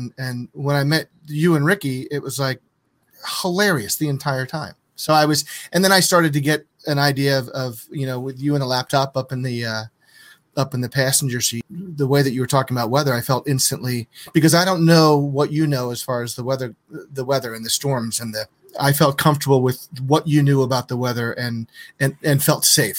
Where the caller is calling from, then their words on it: New Jersey, United States; I'm in Planet Earth. I'm in New Jersey.